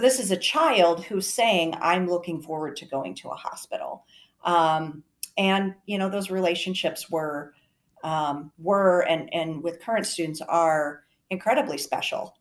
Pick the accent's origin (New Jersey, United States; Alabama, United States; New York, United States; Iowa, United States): Iowa, United States; Garner; I'm from Garner, Iowa, North Central Iowa